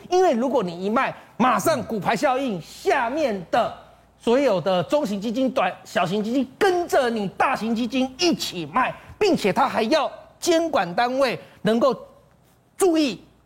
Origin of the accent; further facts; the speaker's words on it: Taiwan; 我们台湾的联电